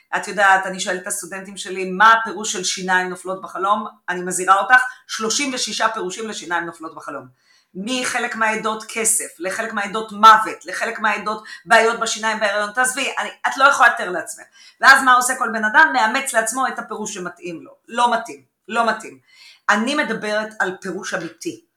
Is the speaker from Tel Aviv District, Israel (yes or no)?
no; Haifa, Haifa District, Israel; בבית בחיפה